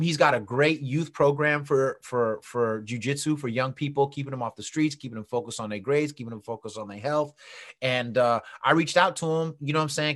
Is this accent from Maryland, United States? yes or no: no; San Francisco, California, United States; I was born in San Francisco